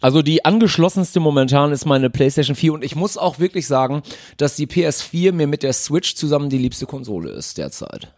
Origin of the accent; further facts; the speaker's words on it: Münsterland, North Rhine-Westphalia, Germany; moved away as an adult; now in Cologne, Germany; Ich bin eigentlich Münsterländer